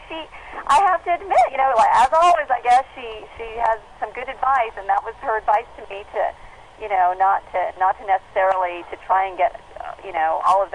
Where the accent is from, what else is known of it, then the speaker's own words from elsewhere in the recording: Southern California, United States; moved away as an adult; also born or lived in Yuma, Arizona / Dallas, Texas; I grew up in Southern California